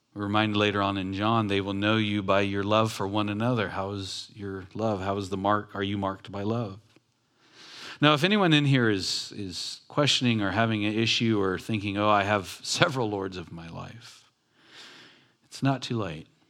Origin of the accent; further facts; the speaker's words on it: Long Beach, California, United States; I grew up in Long Beach in a ghetto city